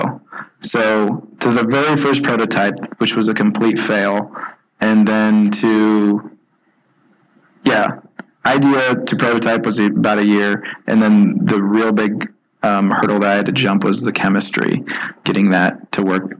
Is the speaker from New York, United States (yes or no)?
no; Celina, Ohio, United States; also born or lived in Toledo, Ohio; I grew up in Salina, Ohio, which is a really small farm town